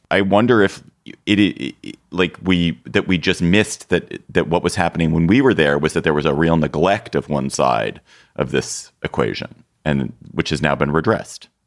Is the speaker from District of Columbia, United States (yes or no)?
yes; Washington, District of Columbia, United States; Washington, D C, my hometown